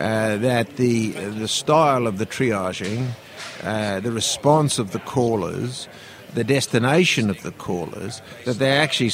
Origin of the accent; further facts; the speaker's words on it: Australia; Yeah, sure. I'm from Australia.